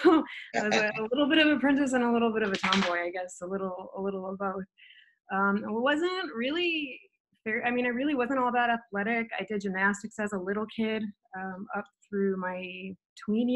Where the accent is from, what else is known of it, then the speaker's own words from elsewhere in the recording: Edwardsville, Illinois, United States; moved away as an adult; also born or lived in Washington / Arizona; I grew up near St. Louis, Missouri. It was actually Edwardsville, Illinois.